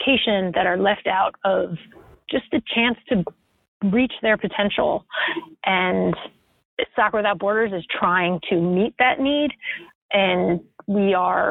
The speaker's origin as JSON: {"language": "English", "region": "Western Massachusetts", "country": "United States", "tie": "born or raised there", "moved": "yes", "said": "an indoor soccer facility in my hometown"}